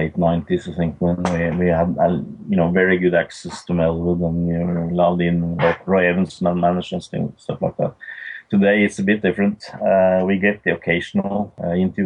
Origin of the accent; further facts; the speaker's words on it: Norway; we are six guys from Norway